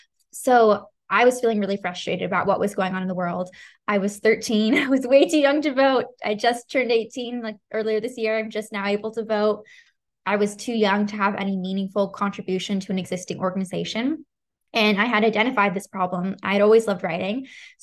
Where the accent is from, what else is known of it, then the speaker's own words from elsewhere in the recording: Santa Barbara, California, United States; I'm 18 years old. I'm the founder of The Cram. I'm from Santa Barbara, California.